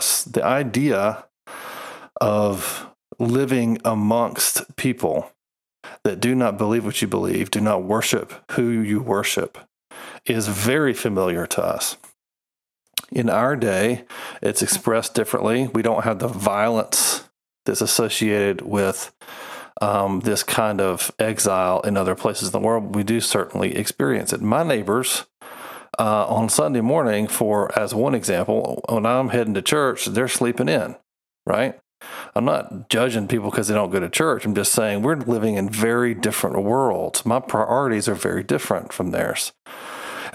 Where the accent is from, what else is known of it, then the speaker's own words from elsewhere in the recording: United States; being an American